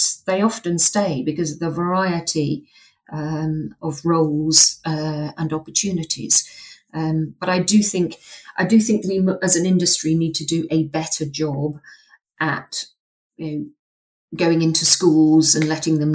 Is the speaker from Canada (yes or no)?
no; United Kingdom; moved away as an adult; also born or lived in United States; which I'd taken with me as a British citizen